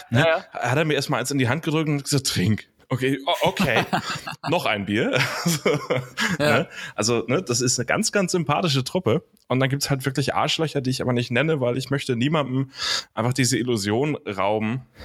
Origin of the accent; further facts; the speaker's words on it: Hamburg, Germany; bin in Hamburg groß geworden